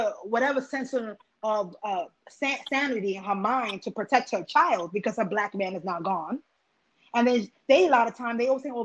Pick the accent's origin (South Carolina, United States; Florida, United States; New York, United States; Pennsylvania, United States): Pennsylvania, United States; I grew up in Pennsylvania where we had KKKs on the corner of Route 115 and 209 split